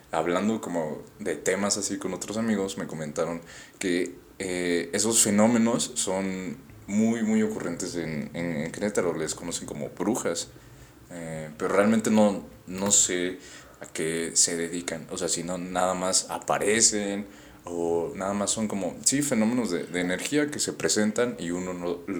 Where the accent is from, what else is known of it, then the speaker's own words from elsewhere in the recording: Yucatán, Mexico; born there; Sí, nací en Yucatán, pero no soy yucateco.